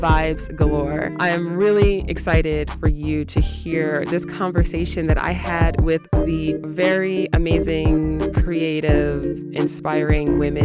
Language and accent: English; New York City, New York, United States; a fellow native New Yorker